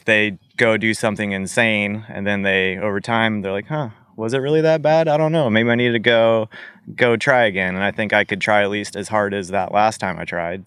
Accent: Arkansas, United States; born or raised there; also born or lived in St. Peters, Missouri / Utah / Alaska

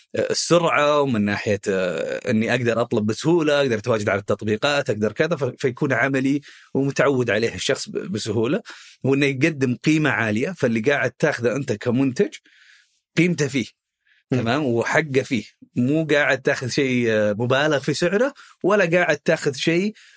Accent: Khobar, Eastern Province, Saudi Arabia; احنا من اهل الشرقيه اول شيء انا من آه، مواليد وسكان الخبر

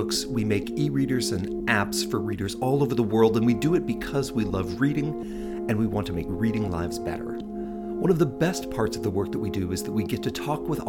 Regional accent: Fergus, Ontario, Canada; I grew up in Fergus

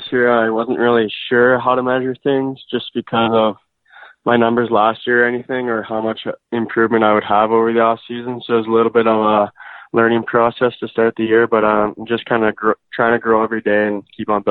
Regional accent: St. Albert, Alberta, Canada; I grew up in St. Albert, and I'm still living there.

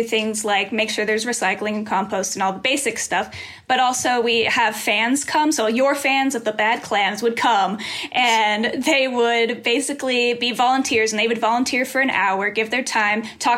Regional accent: Louisville, Colorado, United States; I'm from Louisville, Colorado

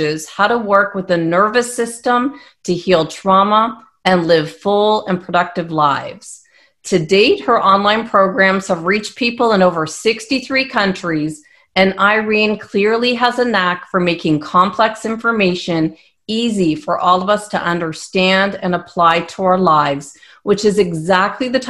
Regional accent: Toronto, Ontario, Canada; moved away; we're both Canadians. I'm from Toronto

